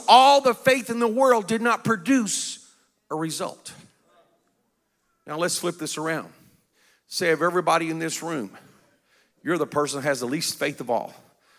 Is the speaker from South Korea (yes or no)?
yes; South Korea; I was raised in Korea. My parents were missionaries. Korea at that time was a very poor country.